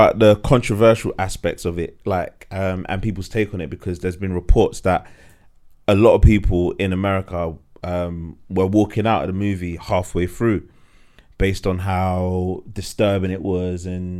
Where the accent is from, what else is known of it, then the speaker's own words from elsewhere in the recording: London, United Kingdom; we're from London, yeah?